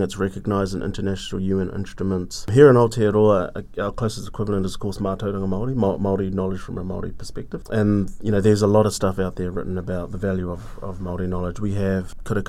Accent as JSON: {"language": "English", "country": "Cook Islands", "said": "I'm also from the Cook Islands"}